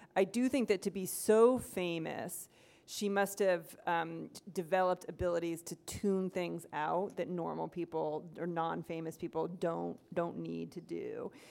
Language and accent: English; Ohio, United States; moved away as an adult; also born or lived in Iowa / Missouri; now in Minnesota, United States; I grew up in Ohio.